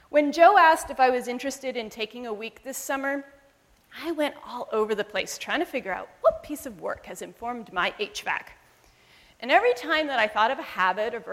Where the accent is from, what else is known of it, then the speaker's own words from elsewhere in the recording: Zambia; born there; and I was born in Zambia, where my parents were missionaries for almost 30 years.